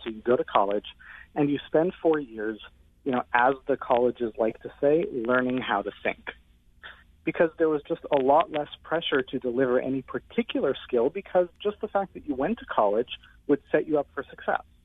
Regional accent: Canada; I'm actually Canadian

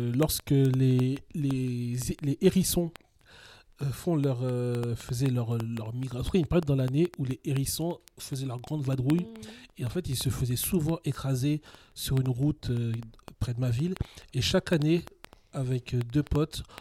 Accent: Paris, Île-de-France, France; je suis né à Paris, j'ai toujours grandi en région parisienne

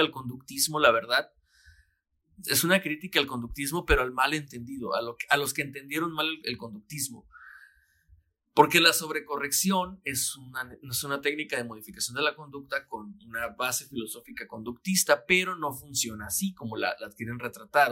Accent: Mexicali, Baja California, Mexico; cuando yo vivía eh, con mis abuelos, cuando estaba chiquito, llegaba yo a la una de la tarde más o menos a la casa de la primaria y empezaba Dragon Ball. Aquí en Mexicali era la una de la tarde

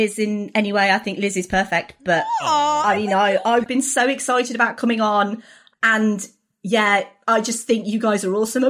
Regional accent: United Kingdom; I'm the first British person.

